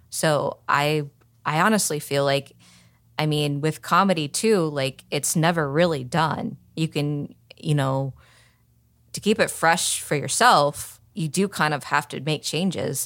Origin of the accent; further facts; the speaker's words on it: Oklahoma City, Oklahoma, United States; accent: Southern (not strong); now in Arizona, United States; I'm from Oklahoma City, so I don't really have that much of a, a Southern accent